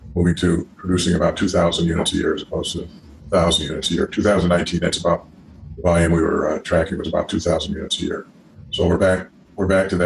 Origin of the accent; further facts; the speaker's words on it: Rochester, New York, United States; I'm originally from Rochester, New York